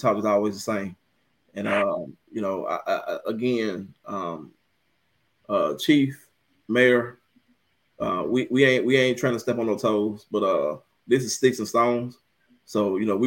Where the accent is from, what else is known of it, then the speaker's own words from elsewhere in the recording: Coldwater, Mississippi, United States; I'm from Acapulco. Hey, sir, Bluff Road, dear to my heart. But you know, yeah, Acapulco, Coldwater, same thing